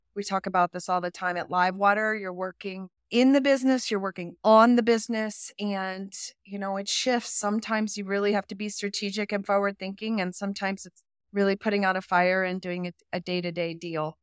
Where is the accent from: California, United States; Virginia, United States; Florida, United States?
Virginia, United States; Roanoke; moved away as an adult; also born or lived in Alaska; now in Jackson, United States; when I was growing up in Virginia